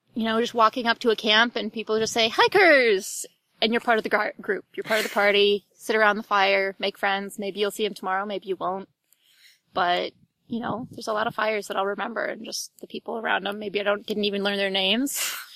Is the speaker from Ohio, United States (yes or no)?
yes; Ohio, United States; now in Ann Arbor, United States; I grew up in Ohio. I currently live in Ann Arbor, Michigan.